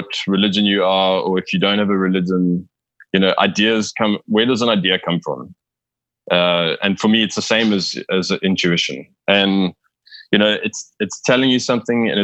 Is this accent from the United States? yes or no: no; South Africa; I am South African